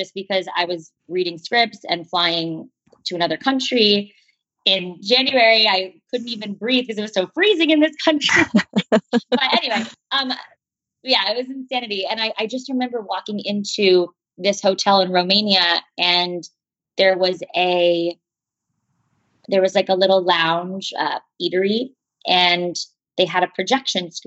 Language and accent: English; Parkland, Florida, United States; moved away; my hometown and to the hallways that I once walked down